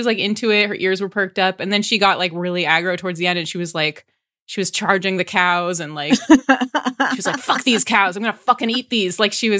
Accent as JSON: {"language": "English", "town": "San Dimas", "region": "California", "country": "United States", "said": "I'm from San Dimas, California, where Bill and Ted's Excellent Adventure was filmed."}